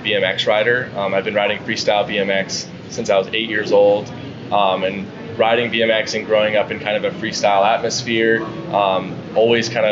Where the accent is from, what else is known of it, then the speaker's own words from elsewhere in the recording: San Diego, California, United States; I'm born and raised in San Diego, California